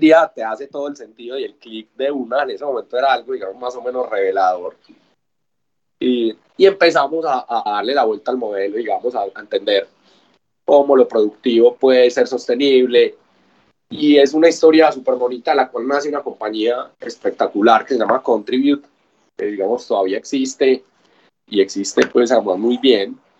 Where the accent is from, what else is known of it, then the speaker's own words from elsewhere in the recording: Medellín, Antioquia, Colombia; soy una persona de Medellín